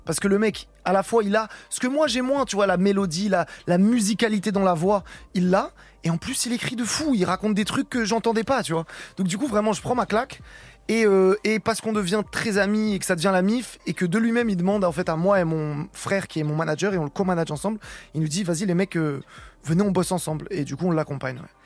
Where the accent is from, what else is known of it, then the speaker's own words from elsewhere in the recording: Rouen, Normandy, France; je suis de Normandie, je suis de Rouen.